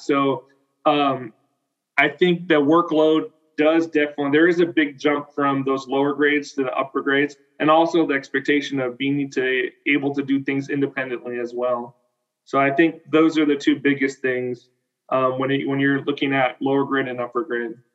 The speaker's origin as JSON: {"language": "English", "town": "Selma", "region": "California", "country": "United States", "tie": "born or raised there", "also_born_or_lived": "Fresno, California / Fowler, California", "said": "I did all my elementary and middle school in, in Selma, and my high school in Fowler."}